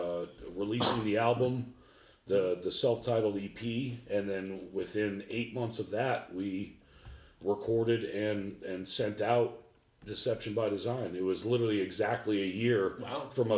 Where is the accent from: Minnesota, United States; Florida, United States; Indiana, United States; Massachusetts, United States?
Massachusetts, United States; Boston; moved away as an adult; now in Columbus, United States; I'm from Boston, Mass. I grew up in the projects. And then made my way over to Columbus, Ohio